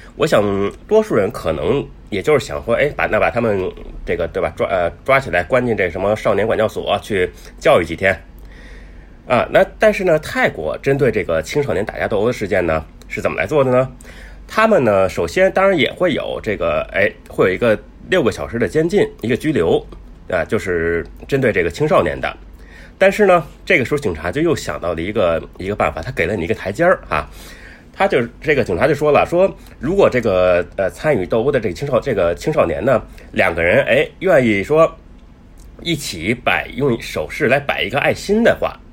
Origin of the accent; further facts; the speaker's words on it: China; 我们中国人